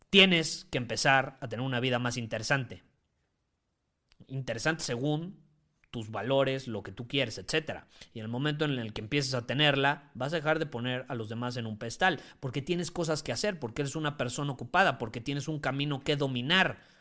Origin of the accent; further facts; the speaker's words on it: Mexico; Yo amo a mi país